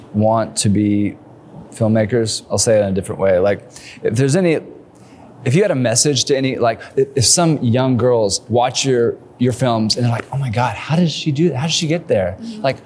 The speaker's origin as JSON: {"language": "English", "region": "Northern Ontario", "country": "Canada", "tie": "born or raised there", "moved": "as an adult", "lives_now": "Chattanooga, United States", "said": "I grew up in Canada, and I moved here 12 years ago."}